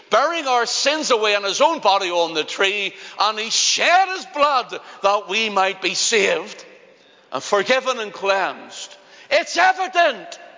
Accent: Belfast, Northern Ireland, United Kingdom; accent: Belfast; Just like my own, I'm a Belfast man. In fact, my accent used to be stronger. I just refined it more through the years, through preaching, because people couldn't understand me in other places.

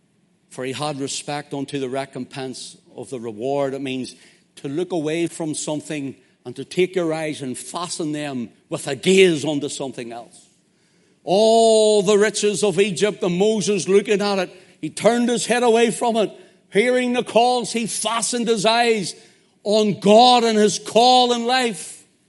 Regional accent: Belfast, Northern Ireland, United Kingdom; I'm from Belfast, so what do you think?

